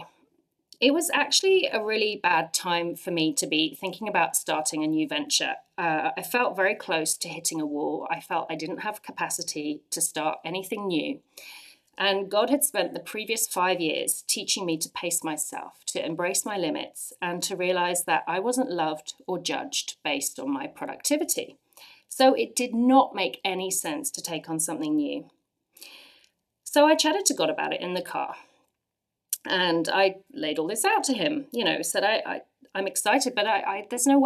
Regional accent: England, United Kingdom; moved away as an adult; now in Ottawa, Canada; I'm from England

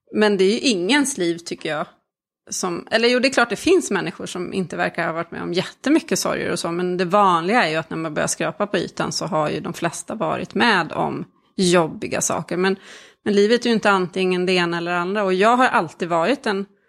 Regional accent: Sweden; also born or lived in Czech Republic; Jag är ju född i, i Tjeckien och kom hit som ettåring

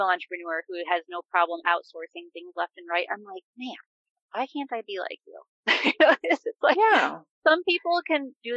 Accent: Wisconsin, United States; I'm from Wisconsin

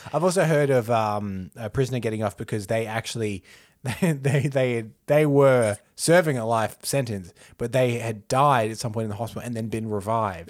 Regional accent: Australia; as an Australian

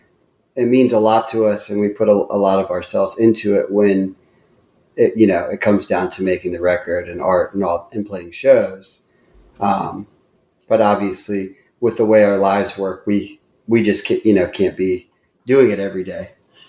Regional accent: Columbia, Maryland, United States; born there; Yeah, I was born in Columbia, Maryland, so, which is like a suburb right between Washington, D.C. and Baltimore.

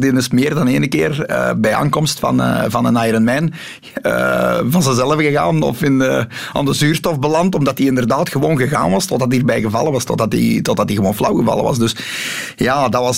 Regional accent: the Kempen, Flanders, Belgium; we hebben bij ons in de Kempen heel zware zandgrond

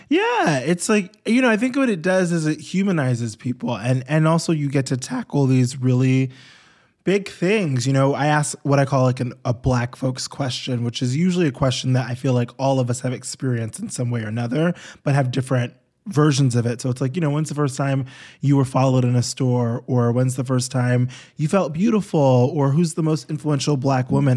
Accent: New York, United States; I grew up in New York

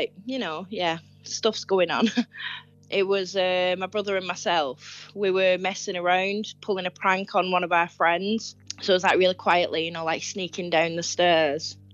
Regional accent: North West England, United Kingdom; I'm from northwest of England

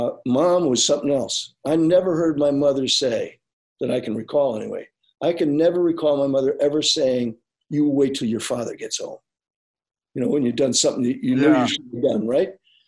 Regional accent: San Antonio, Texas, United States; 1943, I was born in Texas, San Antonio.

